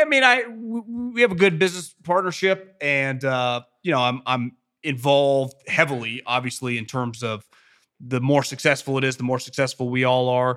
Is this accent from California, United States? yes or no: yes; Davis, California, United States; also born or lived in Fresno / Philadelphia; born and raised in Davis, went to Cal Poly, two years of Fresno, off to Philadelphia